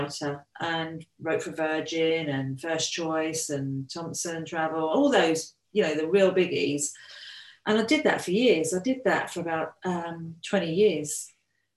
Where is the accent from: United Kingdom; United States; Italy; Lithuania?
United Kingdom; Brighton, South East England; I've lived here all my life, to be fair, so I'm used to living by the sea